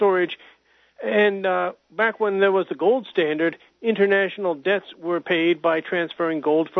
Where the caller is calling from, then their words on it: Hudson, New Hampshire, United States; from Hudson, New Hampshire.